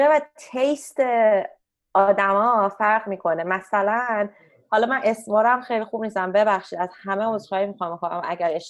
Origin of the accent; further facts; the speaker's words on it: Iran; moved away; متاسفانه من ایرانی هستم